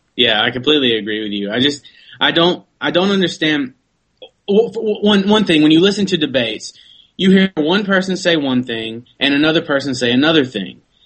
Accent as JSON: {"language": "English", "country": "United States", "said": "I'm an American citizen"}